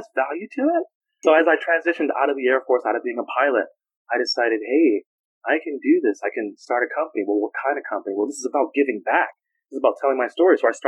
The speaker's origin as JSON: {"language": "English", "town": "Los Angeles", "region": "California", "country": "United States", "tie": "born or raised there", "said": "I grew up in Los Angeles"}